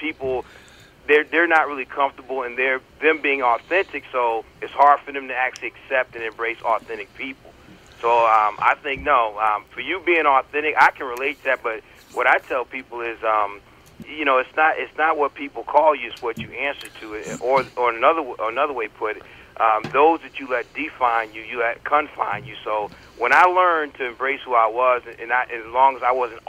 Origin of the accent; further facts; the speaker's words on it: Connecticut, United States; also born or lived in North Carolina; So I was born in North Carolina, and then what little growing I did took place in Connecticut